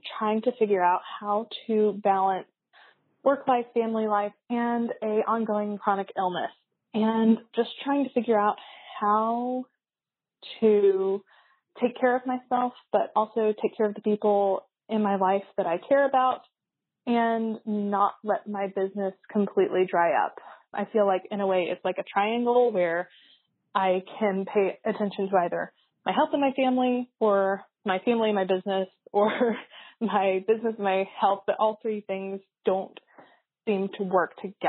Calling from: Raleigh, North Carolina, United States; I'm calling from Raleigh, North Carolina.

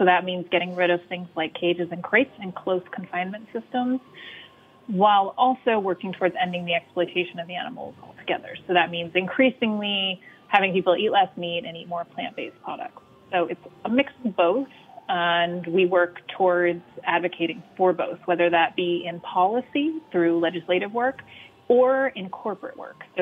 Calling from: Atlanta, Georgia, United States

